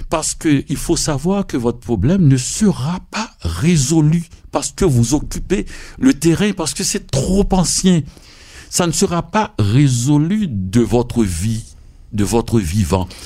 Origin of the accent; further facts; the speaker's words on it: Haiti; moi, quand je venais d'Haïti.